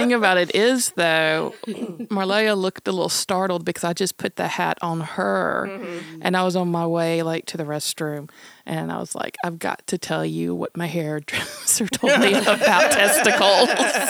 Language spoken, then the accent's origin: English; the South, United States; growing up in the South in 70s and like rural area